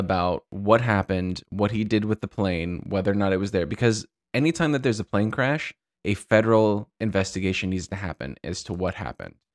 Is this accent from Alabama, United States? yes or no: no; Santa Barbara, California, United States; my hometown of Santa Barbara, California